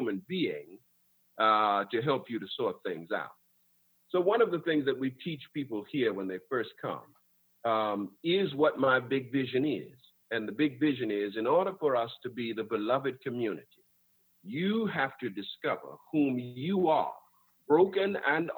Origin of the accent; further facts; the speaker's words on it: West Palm Beach, Florida, United States; growing up in West Palm Beach, Florida